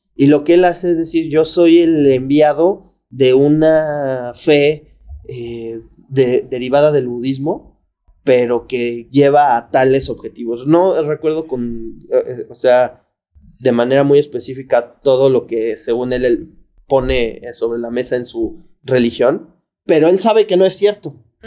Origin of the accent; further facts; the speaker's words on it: Mexico; en mi país